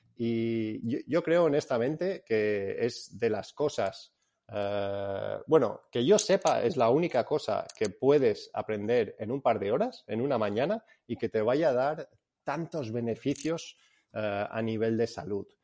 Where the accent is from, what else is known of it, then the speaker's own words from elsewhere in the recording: Spain; also born or lived in England; Soy inglés, pero fui criado aquí en, en España.